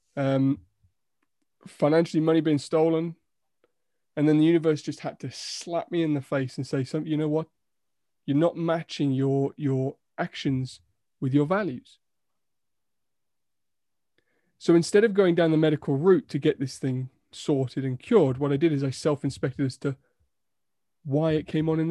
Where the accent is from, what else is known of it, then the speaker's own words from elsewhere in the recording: United Kingdom; we're so British